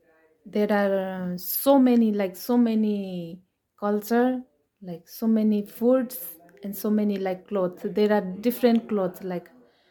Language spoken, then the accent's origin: English; Nepal; English is a second language; now in Portugal; I'm now 24 years old, and I'm from Nepal.